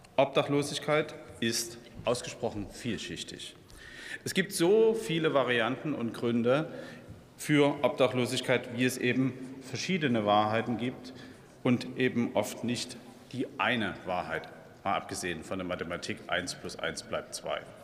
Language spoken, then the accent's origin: German; Dresden, Saxony, Germany; in meiner Heimatstadt Dresden